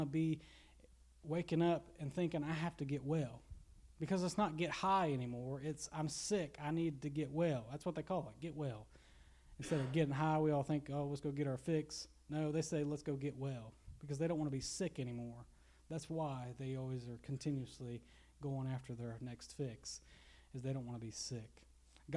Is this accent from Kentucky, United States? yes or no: yes; Garrison, Kentucky, United States; growing up in Garrison, where you see a lot of addicts here.